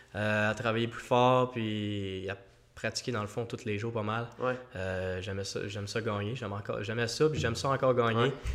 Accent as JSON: {"language": "French", "region": "Quebec", "country": "Canada", "said": "je suis Québécois, le seul Québécois, à sur l'équipe euh, amateur"}